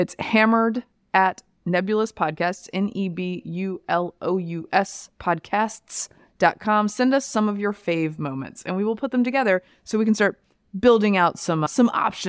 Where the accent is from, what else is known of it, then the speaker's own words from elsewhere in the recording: Durham, North Carolina, United States; moved away; Yeah, I grew up in North Carolina.